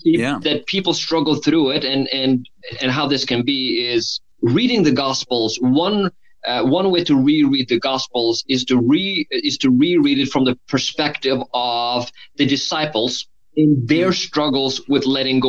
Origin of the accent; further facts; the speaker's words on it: Norway; moved away; I have an accent. So I grew up in Norway. I've spent half my life there